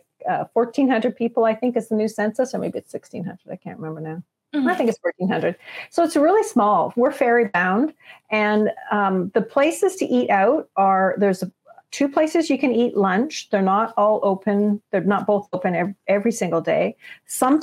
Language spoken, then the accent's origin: English; Toronto, Ontario, Canada; moved away; I grew up in Toronto